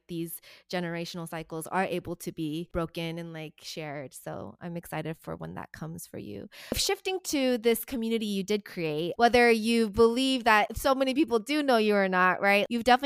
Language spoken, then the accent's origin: English; Dallas, Texas, United States; I moved back to Dallas, which is my hometown